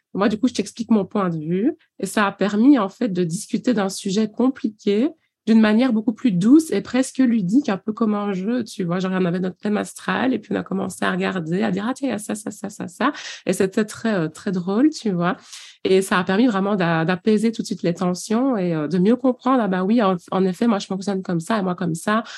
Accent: Belgium; now in Liège, Belgium; j'ai suivi euh, ici sur Liège, donc je suis belge

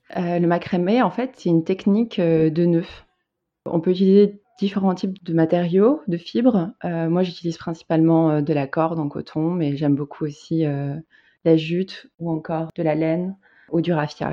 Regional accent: Bordeaux, Nouvelle-Aquitaine, France; moved away as an adult; also born or lived in Paris; now in Amsterdam, Netherlands; Je viens de, de Bordeaux

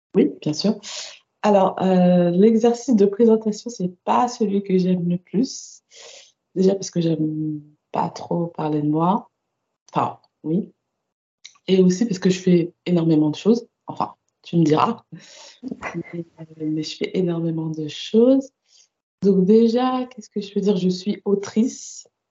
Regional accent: Paris suburbs, Île-de-France, France; Alors moi j'ai grandi en banlieue parisienne de parents antillais

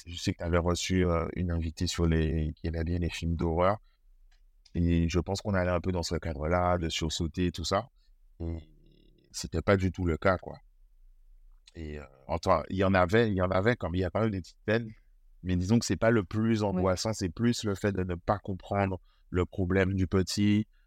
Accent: Guadeloupe; j'ai grandi en Guadeloupe, je vis toujours en Guadeloupe.

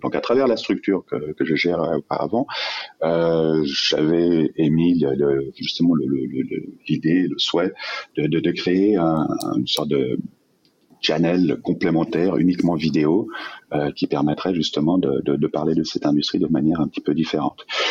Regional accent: Geneva, Switzerland; also born or lived in Vallée de Joux; je suis suisse, je suis né à, Genève.

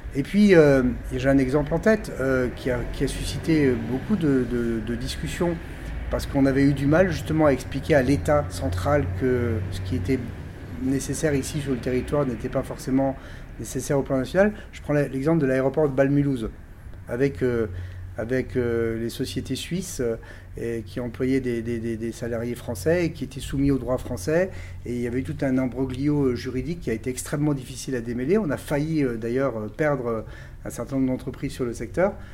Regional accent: Colmar, Grand Est, France; je suis né à Colmar il y a un peu plus de 54 ans, donc euh, je suis bien ancré dans, mon territoire

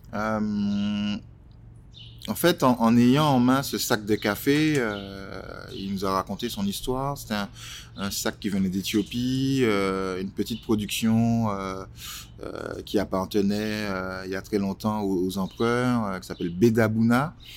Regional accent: Martinique; moved away as an adult; now in Paris, France; Je suis né en Martinique il y a quelques années. J'ai rejoint Paris en 2000, non, en 99

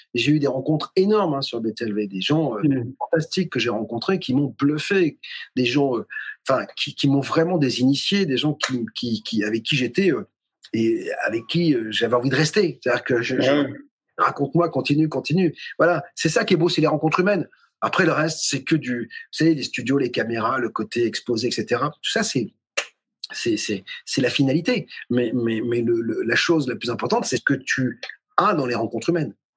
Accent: Toulouse, Occitania, France; je vivais dans une maison, je suis toulousain, à côté de Toulouse. Et vers 3-4 ans, visiblement, j'étais dans une chambre dans cette maison à Saint-Martin-du-Touche

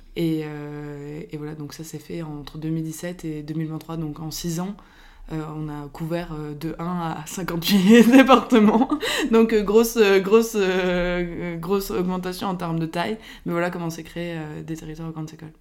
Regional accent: Biarritz, Nouvelle-Aquitaine, France; moved away; le cadre de vie de mon enfance euh, à Biarritz

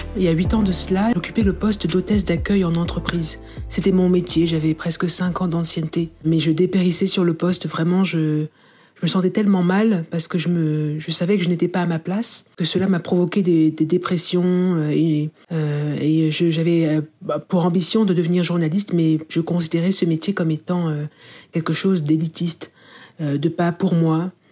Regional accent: France; first language French; moved away as an adult; also born or lived in United Kingdom; j'ai envie de travailler en français dans ma langue, euh, dans ma première langue, et de retourner en fait en France, à Paris

